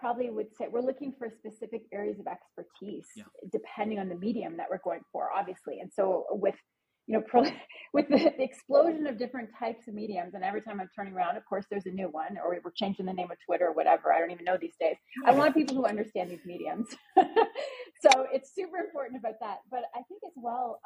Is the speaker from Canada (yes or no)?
yes; Canada; I'm Canadian